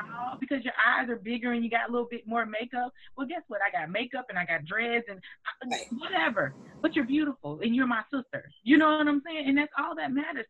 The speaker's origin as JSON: {"language": "English", "town": "Largo", "region": "Florida", "country": "United States", "moved": "as an adult", "lives_now": "Montgomery, United States", "said": "I'm from the hood. I'm from the hood. I'm from High Point in Florida."}